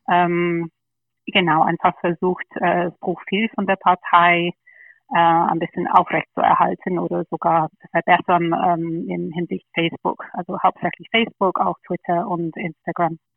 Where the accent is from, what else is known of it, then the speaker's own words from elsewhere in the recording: London, United Kingdom; German is a second language; moved away as an adult; now in Germany; Ja, ich bin, ich bin geborene Engländerin, bin in London aufgewachsen, ähm, habe in Oxford studiert und nach dem Studium bin ich nach Deutschland gekommen. Also ich bin dann ungefähr 18 Jahre in Deutschland.